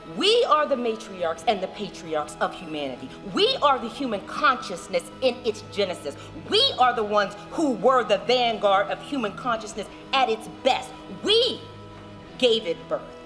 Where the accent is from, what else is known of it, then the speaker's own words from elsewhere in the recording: Steubenville, Ohio, United States; moved away as an adult; also born or lived in Maryland; I'm coming from Steubenville.